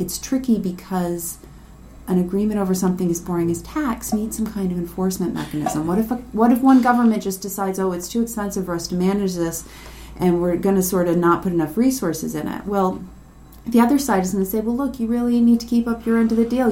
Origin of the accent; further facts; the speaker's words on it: United States; I'm American